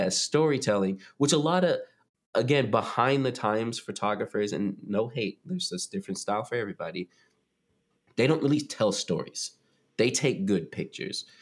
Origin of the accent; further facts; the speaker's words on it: North Carolina, United States; I moved back to North Carolina, like, no hate, it's my home state